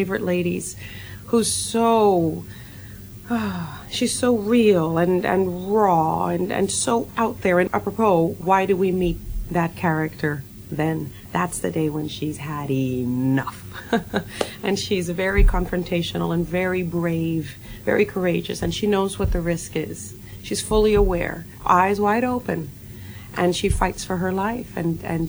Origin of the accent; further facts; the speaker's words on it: Puerto Rico; moved away; I was born in Puerto Rico